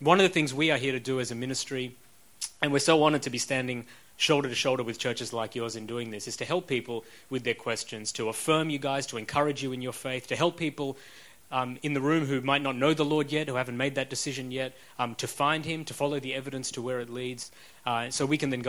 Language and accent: English; Australia; accent: Australian; moved away as an adult; also born or lived in Sri Lanka / Oxford, United Kingdom; I then lived in Australia for about 35 years